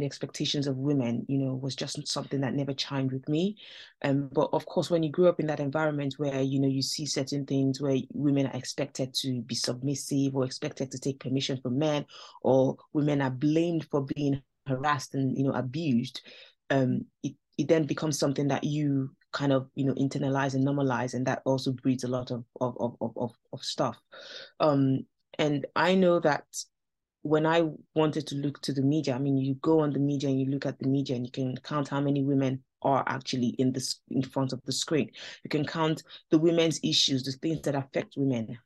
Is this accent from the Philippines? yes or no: no; Nigeria; now in United Kingdom; I grew up in Nigeria, so that's where I'm from